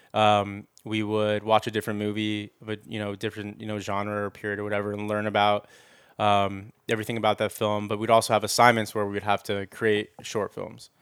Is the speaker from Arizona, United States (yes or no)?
no; Los Angeles, California, United States; I grew up in the Valley